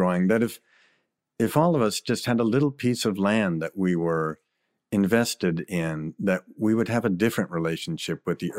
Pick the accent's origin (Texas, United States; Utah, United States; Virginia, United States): Virginia, United States; You know, I grew up in Virginia with just a single mother who was a school teacher and working all the time.